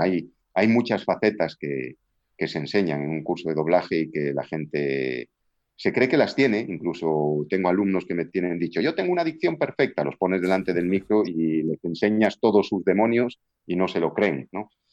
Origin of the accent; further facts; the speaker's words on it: Galicia, Spain; accent: Galician; yo ya tengo acento gallego